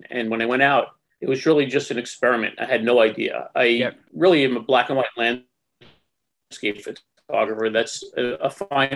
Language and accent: English; Long Island, New York, United States; I grew up in Long Island, near New York, not New York City